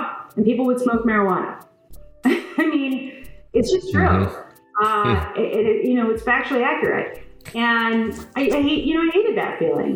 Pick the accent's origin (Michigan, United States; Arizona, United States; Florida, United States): Michigan, United States; West Bloomfield; I'm a lifelong Michigander. I grew up in West Bloomfield